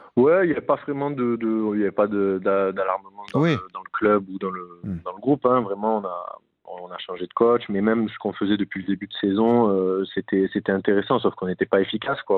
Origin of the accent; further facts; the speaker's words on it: Nîmes, Occitania, France; moved away as an adult; now in Rodez, France; c'est vraiment chez moi, c'est là où j'ai grandi